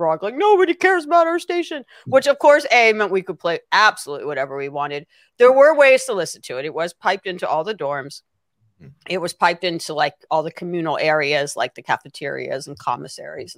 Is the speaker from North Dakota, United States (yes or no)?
no; Los Angeles, California, United States; I grew up in Los Angeles and went to college in Los Angeles